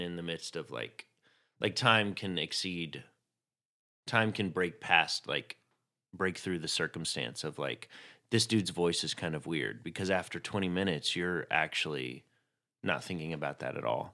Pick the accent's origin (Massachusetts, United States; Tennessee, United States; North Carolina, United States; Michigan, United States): Tennessee, United States; Chattanooga; I grew up in Chattanooga, Tennessee